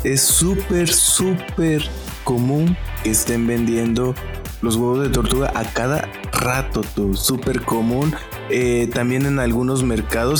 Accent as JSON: {"language": "Spanish", "town": "Matías Romero", "region": "Oaxaca", "country": "Mexico", "said": "yo soy de Matías Romero, que queda a una hora de Juchitán"}